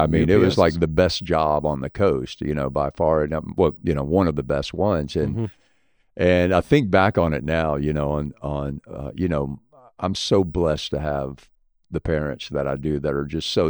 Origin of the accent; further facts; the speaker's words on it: Gulfport, Mississippi, United States; I'm originally from Gulfport.